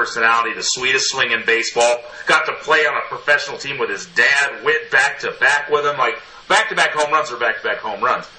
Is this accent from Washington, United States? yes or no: yes; Yakima, Washington, United States; moved away; In 1990. So I'm from Washington State, like originally. Right. I was born in Yakima.